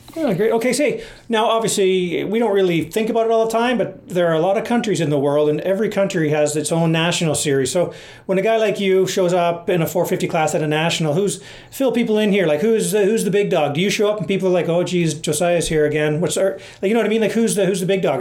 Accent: Canada; being Canadian

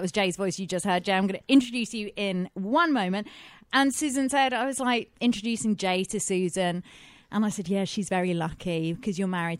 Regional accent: United Kingdom; now in Los Angeles, United States; because I'm British.

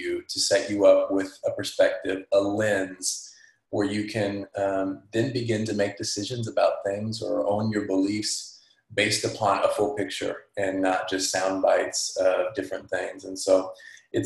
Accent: Fresno, California, United States; I'm from Fresno, California

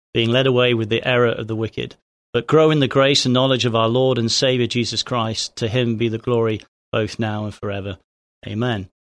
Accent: England, United Kingdom; moved away as an adult; also born or lived in Hampshire / Singapore / East Texas; now in Texas, United States; I'm from England originally. I was, uh, born in Hampshire, uh, f, uh, father's Navy

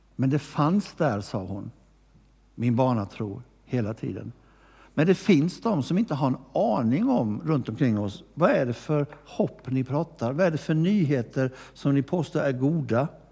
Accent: Gnosjö, Jönköping County, Sweden; moved away; also born or lived in Växjö; jag har inte bott i Växjö så länge men jag har vuxit upp i Gnosjö

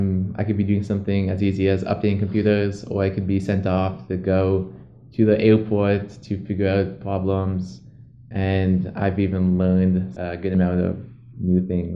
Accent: Bethel, Alaska, United States; also born or lived in Kotzebue, Alaska; My mother is … She was born in Kotzebue, as was I. And my dad is born in Bethel, Alaska, and which is where I grew up mainly as a kid.

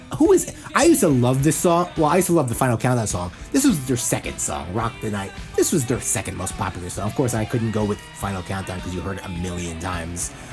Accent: New Jersey, United States; I'm from New Jersey.

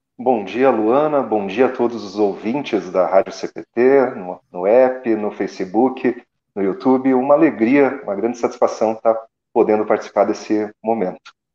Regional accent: Assis Chateaubriand, Paraná, Brazil; now in Curitiba, Brazil; eu sou paranaense do interior do Paraná, da cidade de Assis Chateaubriand

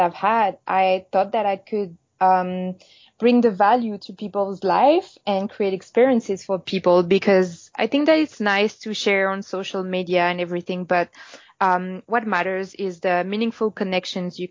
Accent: Paris, Île-de-France, France; English is a second language; moved away as an adult; now in Toronto, Canada; I'm French. I'm from Paris. And I came in Toronto about 2 years ago.

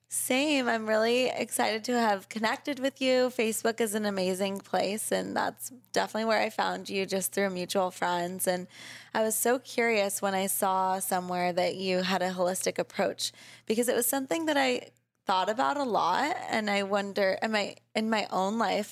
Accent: Laguna Beach, California, United States; I grew up in Laguna

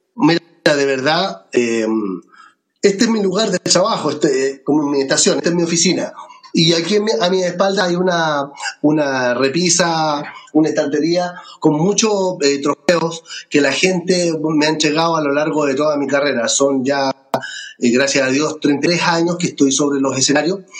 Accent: Melipilla, Santiago Metropolitan Region, Chile; estoy en Melipilla, en mi tierra

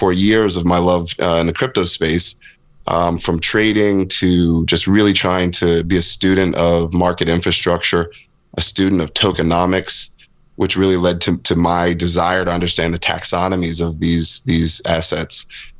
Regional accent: United States; moved away as an adult; also born or lived in London; I'm an American kid, but spent most of my career overseas in Europe, Middle East, Africa, parts of Latin America

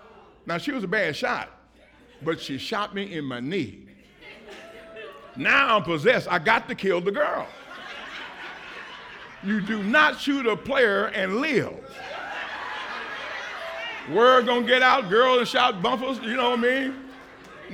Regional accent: Indianapolis, Indiana, United States; I'm from Indianapolis, Indiana

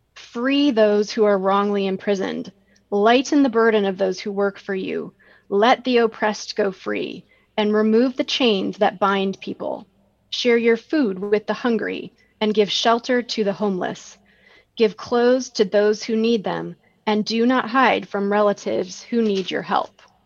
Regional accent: Rockford, Illinois, United States; hiking around all the nature preserves in Rockford, Illinois, my hometown

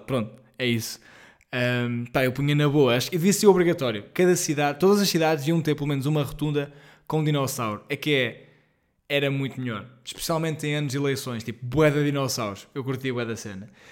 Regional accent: Portugal; nós, enquanto portugueses

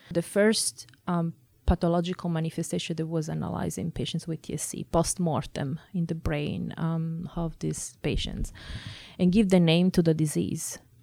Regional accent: Italy; moved away as an adult; now in Boston, United States; I grew up in Italy. uh, that is my own country.

